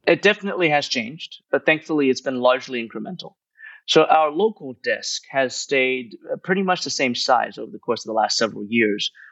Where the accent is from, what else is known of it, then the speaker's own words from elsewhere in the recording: United States; moved away as an adult; now in Hong Kong; the newspapers that I grew up reading in the United States.